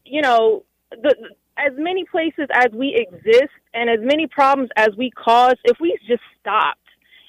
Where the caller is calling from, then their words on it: Washington, District of Columbia, United States; I'm calling from